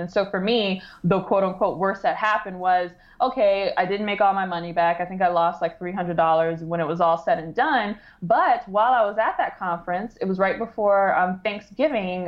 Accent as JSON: {"language": "English", "town": "Detroit", "region": "Michigan", "country": "United States", "tie": "born or raised there", "said": "I grew up in the Metro Detroit area"}